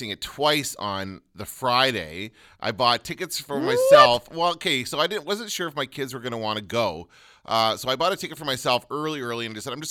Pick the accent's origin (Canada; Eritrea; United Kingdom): Canada; we're Canadian.